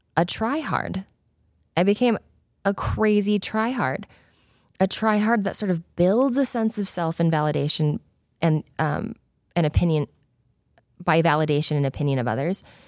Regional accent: Spanish Fork, Utah, United States; also born or lived in South Korea; I was born in South Korea. I was adopted as a baby, and I grew up in Spanish Fork, Utah

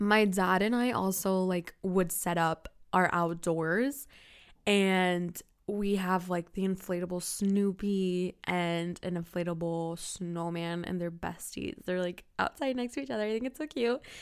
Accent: Florida, United States; I'm from Florida, and Florida is so hot. We don't get snow.

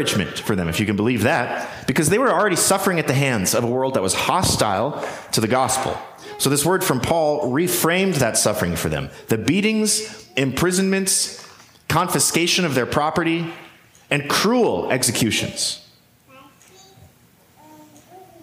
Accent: United States; We live privileged lives as American Christians

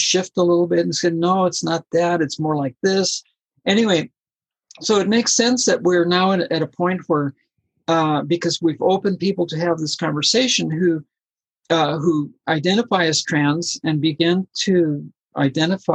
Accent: Colombia; I'm from Colombia

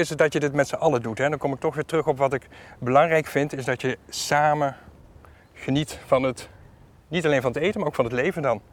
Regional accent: Netherlands; Ik ben half Griek. Mijn vader is Griek, mijn moeder was Nederlandse. En eh, ik ben hier wel geboren en getogen

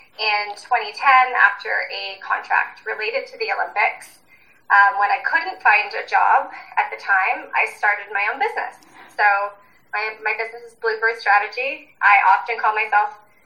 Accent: Ontario, Canada; moved away as an adult; now in Whistler, Canada; I'm originally from Ontario, and I made the big move out west to go to university

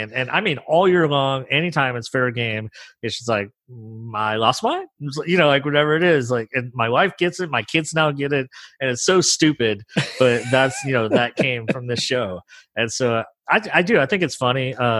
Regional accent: New Orleans, Louisiana, United States; now in Nashville, United States; I'm from New Orleans, and we had a lot of jazz, but I'd never seen a bell choir until I moved here to Nashville.

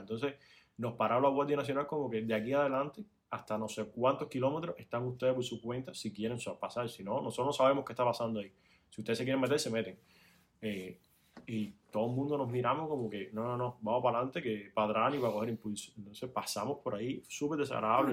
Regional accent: Cuba; moved away as an adult; now in Miami, United States; soy cubano

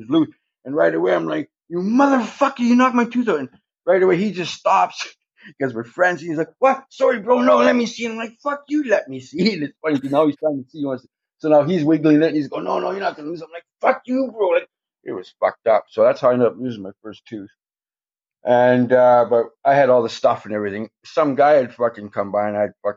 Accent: Thunder Bay, Ontario, Canada; We grew up in Thunder Bay

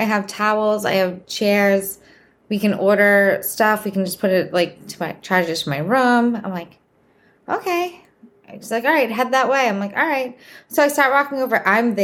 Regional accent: Boston, Massachusetts, United States; accent: Boston; I'm from Boston. So if you notice my accent, that's where it's from

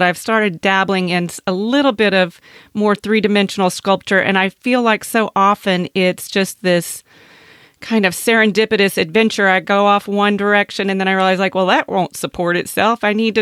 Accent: Manhattan, Kansas, United States; I grew up in Manhattan, Kansas

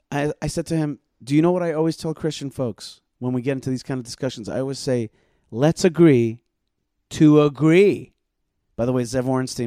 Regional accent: Odesa, Odesa Oblast, Ukraine; I'm like, I'm also from Odessa. But the other Odessa.

